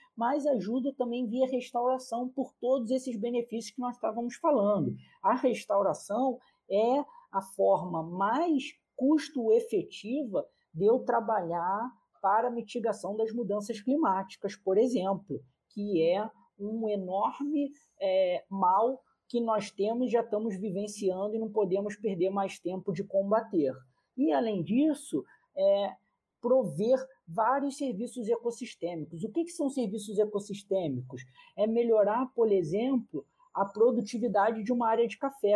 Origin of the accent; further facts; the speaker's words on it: Rio de Janeiro, Brazil; eu, como carioca